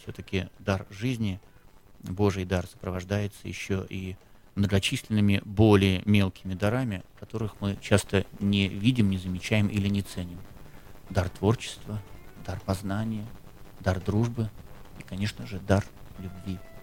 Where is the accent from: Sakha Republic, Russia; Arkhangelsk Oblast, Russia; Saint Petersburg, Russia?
Saint Petersburg, Russia